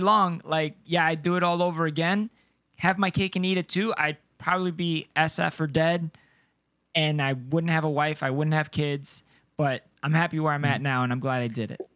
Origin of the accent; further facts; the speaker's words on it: Cartagena, Bolívar, Colombia; now in United States; Colombia. Yeah, I was born in Cartagena, ah. Colombia